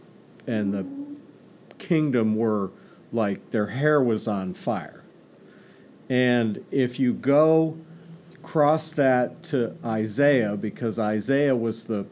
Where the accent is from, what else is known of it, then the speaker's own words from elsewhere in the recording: New York, United States; also born or lived in Texas; Well, I was born in Texas, grew up all across upstate New York. My dad was a church planter.